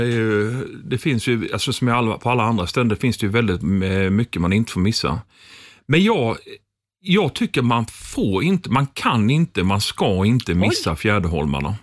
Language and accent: Swedish; Småland, Sweden; now in Gothenburg, Sweden; jag som smålänning